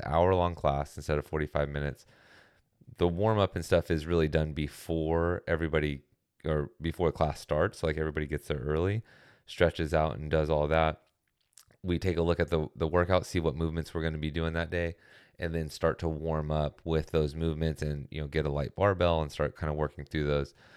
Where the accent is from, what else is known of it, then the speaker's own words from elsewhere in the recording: California, United States; as a Californian